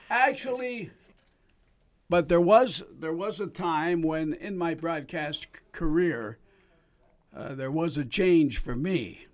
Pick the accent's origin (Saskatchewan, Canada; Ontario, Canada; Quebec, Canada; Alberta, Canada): Alberta, Canada; Edmonton; also born or lived in Toronto; I decided to come back to Edmonton because it was home.